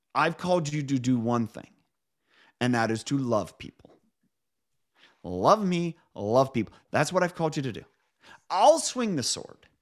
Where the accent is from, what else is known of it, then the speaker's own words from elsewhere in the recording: Midwest, United States; now in Pacific Northwest, United States; I grew up in the Midwest. I live now in the Pacific Northwest